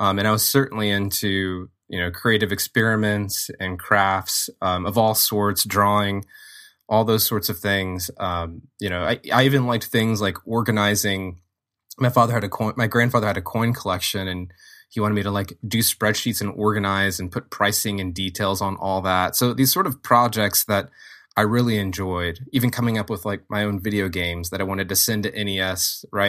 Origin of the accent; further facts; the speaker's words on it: Lafayette, Louisiana, United States; there is a really strong arts and cultural scene in Lafayette, where I grew up, and in Louisiana in general.